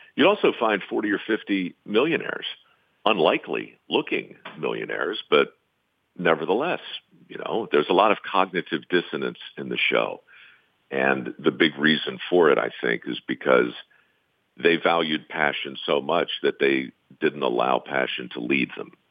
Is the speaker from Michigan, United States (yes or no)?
no; Baltimore, Maryland, United States; I was born in Baltimore, surrounded by tradesmen growing up